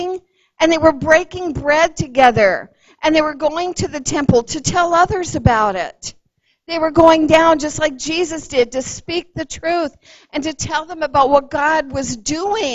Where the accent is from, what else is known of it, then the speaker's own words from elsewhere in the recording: Los Angeles County, California, United States; moved away; I grew up in Los Angeles County